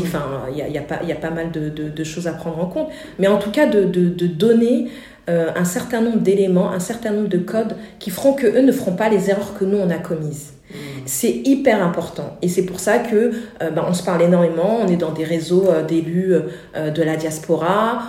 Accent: France; les parents sont venus en France et on est né en France. J'ai grandi au Murau

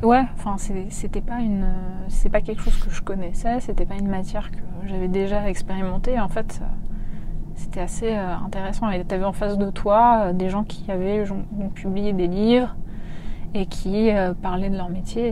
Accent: a small village near Warsaw, Masovian Voivodeship, Poland; moved away; also born or lived in Paris; je suis née en Pologne hmm. en 1987, très exactement, dans un petit village près de Varsovie

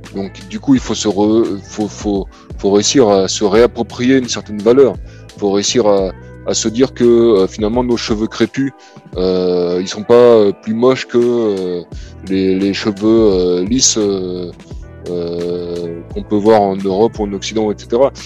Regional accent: Cameroon; je suis pas algérien, moi, je suis camerounais

